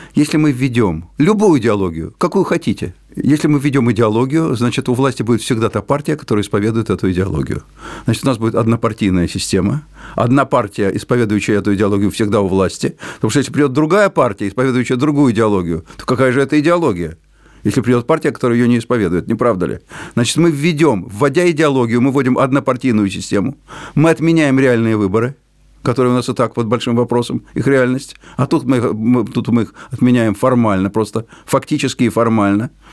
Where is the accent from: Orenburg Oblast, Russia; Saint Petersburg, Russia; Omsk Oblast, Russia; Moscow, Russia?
Moscow, Russia; first language Russian; у меня родной русский язык, я человек русской культуры, родившийся в Москве